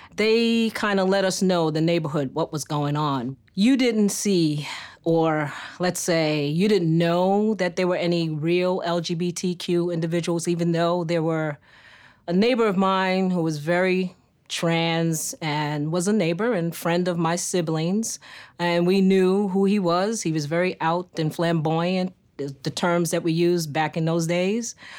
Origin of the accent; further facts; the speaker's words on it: New York City, New York, United States; I grew up in New York City, specifically Harlem, U S A, born and reared